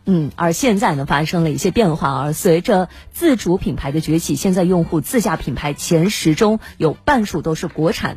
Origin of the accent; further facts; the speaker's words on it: Hubei, China; 咱们湖北人会选择带辣鱼、辣肉，还有腌菜等等